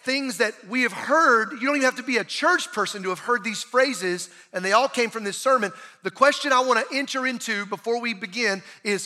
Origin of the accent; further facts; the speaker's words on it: Bible Belt South, United States; growing up in the Bible Belt South